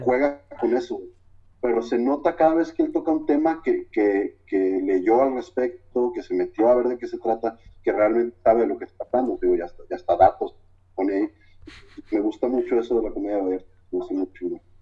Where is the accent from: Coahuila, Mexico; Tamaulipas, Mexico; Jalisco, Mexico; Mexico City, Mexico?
Jalisco, Mexico; Guadalajara; como buen tapatío